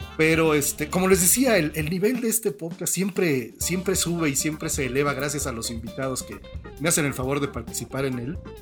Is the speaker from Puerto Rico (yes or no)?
no; Mexico; nosotros nunca llegamos más lejos de San Antonio en coche desde México